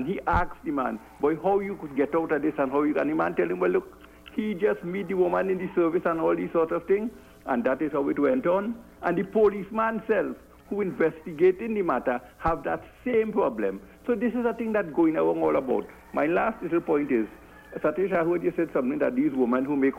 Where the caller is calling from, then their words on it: Bukavu, South Kivu, DR Congo; I'm calling from Bukavu.